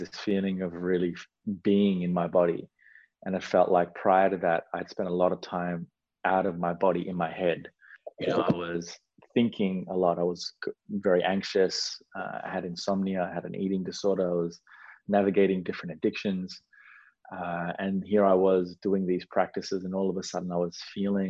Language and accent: English; Australia; born or raised there; also born or lived in Sri Lanka